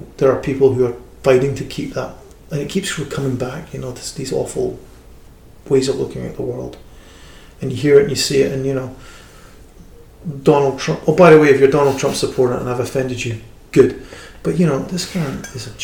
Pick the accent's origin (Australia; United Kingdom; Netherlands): United Kingdom; I'm a British person